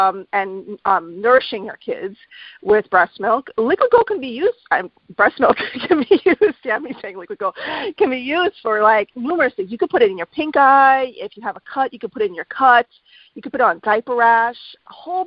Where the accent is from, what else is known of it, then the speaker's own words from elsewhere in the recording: New York, United States; also born or lived in Miami, Florida; I'm a New Yorker